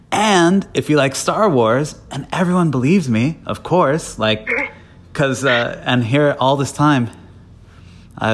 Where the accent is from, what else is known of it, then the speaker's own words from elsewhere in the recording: Napa, California, United States; I'm born and raised in Napa, California.